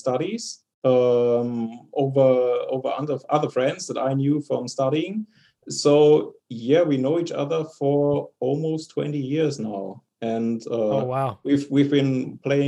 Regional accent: Bonn, North Rhine-Westphalia, Germany; moved away as an adult; now in Stuttgart, Germany; I was born in Bonn, the former German, Western German capital, if you're familiar with it. And I moved down to Stuttgart

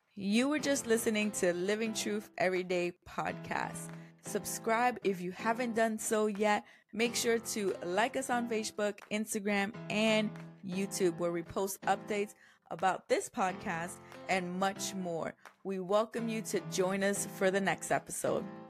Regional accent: New York, United States; moved away; I'm from New York

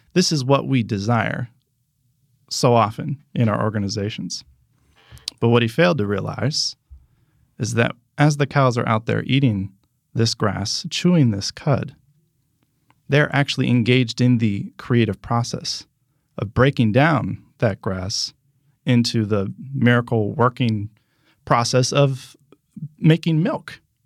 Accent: Pennsylvania, United States; also born or lived in New Jersey / Michigan; now in Orlando, United States; I grew up in Pennsylvania

